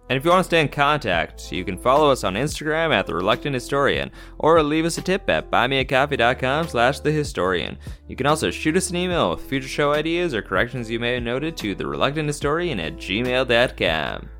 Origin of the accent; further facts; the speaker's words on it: Canada; as a Canadian